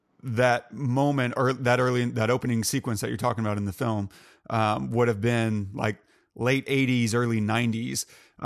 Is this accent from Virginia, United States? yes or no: no; Texas, United States; Texas, my hometown growing up